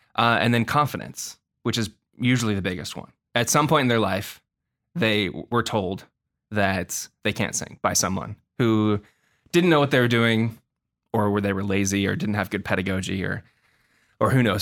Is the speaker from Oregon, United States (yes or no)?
yes; Portland, Oregon, United States; moved away as an adult; also born or lived in Milwaukie-Oak Grove, Oregon; now in Los Angeles, United States; I'm from Portland, Oregon. Um, I was born and raised there